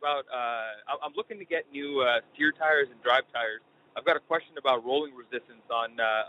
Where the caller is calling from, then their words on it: Detroit, Michigan, United States; I'm calling from Detroit, Michigan.